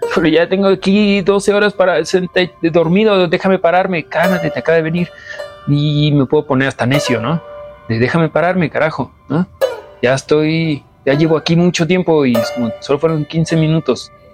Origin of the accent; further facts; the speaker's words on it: Mexico City, Mexico; soy mexicano, nací en la Ciudad de México